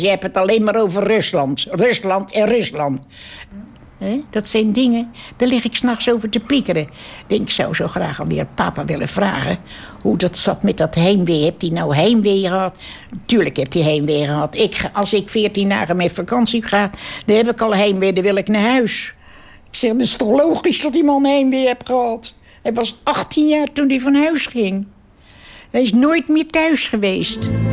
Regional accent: Netherlands; Allemaal zijn we Nederlander weer geworden

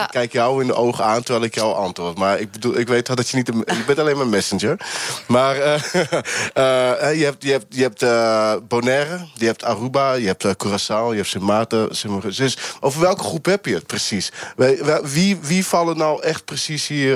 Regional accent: Brazil; now in Netherlands; Ik ben Braziliaan

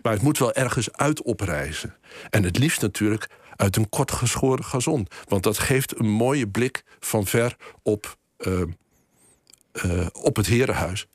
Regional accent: Boekelo, Overijssel, Netherlands; ik ben, eh, opgegroeid in Boekelo, dichtbij een bos

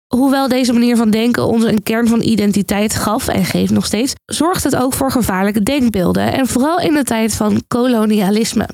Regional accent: Netherlands

